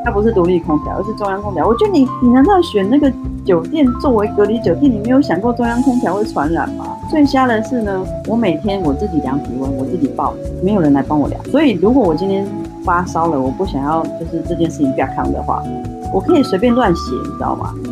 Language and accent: Chinese; Taiwan; moved away as an adult; also born or lived in Zhuhai; 其实我们台湾人都很喜欢拜拜